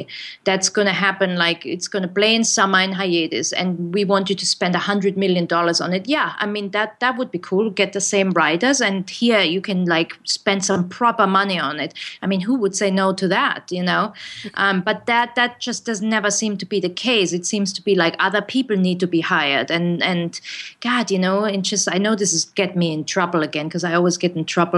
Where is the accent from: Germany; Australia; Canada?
Germany; English is a second language; now in United States; I grew up in Germany